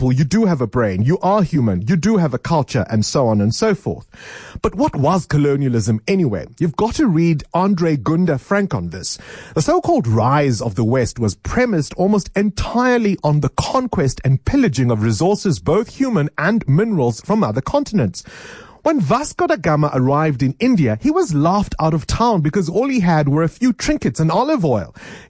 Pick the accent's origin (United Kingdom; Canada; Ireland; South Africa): South Africa